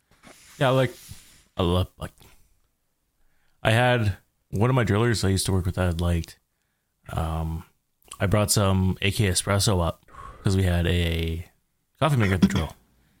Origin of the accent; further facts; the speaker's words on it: Canada; I am Canadian.